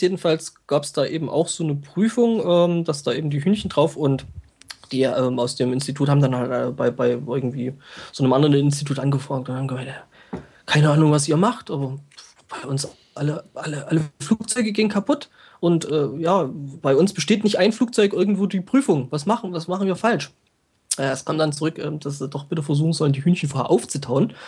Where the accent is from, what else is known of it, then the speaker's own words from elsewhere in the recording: near Glauchau, Saxony, Germany; Klauchau ist ja bei mir auch so mehr oder weniger nebenan